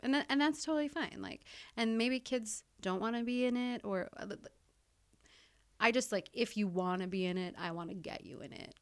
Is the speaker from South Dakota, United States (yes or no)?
yes; South Dakota, United States; also born or lived in California / Thailand / Fargo, North Dakota; now in Moorhead, United States; I'm from South Dakota